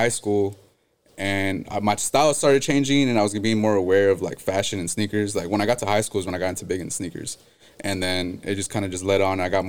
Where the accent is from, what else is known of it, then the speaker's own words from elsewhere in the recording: San Jose, California, United States; growing up in San Jose